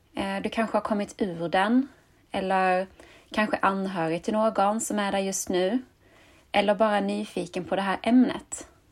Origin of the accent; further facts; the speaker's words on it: Skåne, Sweden; accent: Scanian; jag är uppvuxen och bosatt i Skåne